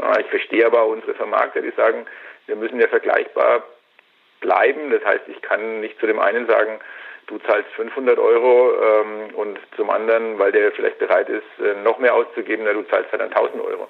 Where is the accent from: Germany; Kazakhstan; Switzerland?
Germany; Franconia, Bavaria; hier bei uns in Franken